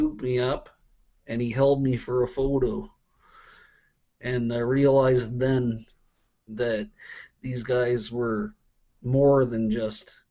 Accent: Truro, Nova Scotia, Canada; I'm originally from Truro, Nova Scotia, an hour away.

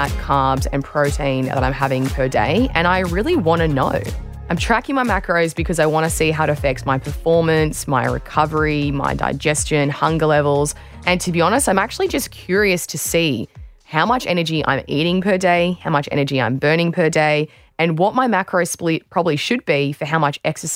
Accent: Australia

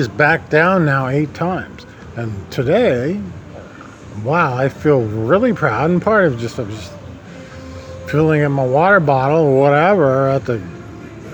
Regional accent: Nebraska, United States; moved away; I was from Nebraska

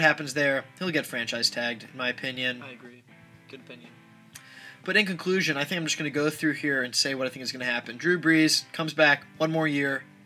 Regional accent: Indianapolis, Indiana, United States; I'm from Indianapolis. Many of you know me, and, you know that I'm from Naptown, Napghanistan, as we like to call it. 317

